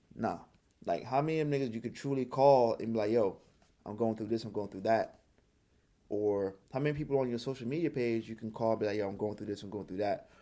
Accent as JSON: {"language": "English", "country": "Trinidad & Tobago", "tie": "born or raised there", "also_born_or_lived": "New York", "moved": "yes", "said": "I grew up in Trinidad"}